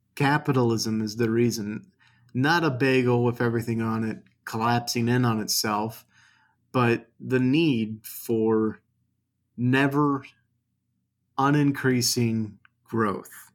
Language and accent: English; United States; I'm an American